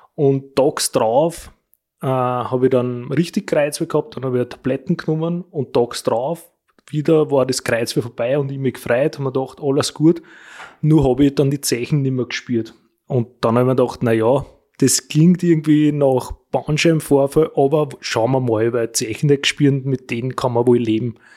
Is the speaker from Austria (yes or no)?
yes; Wolkersdorf, Lower Austria, Austria; bei uns in Wolkersdorf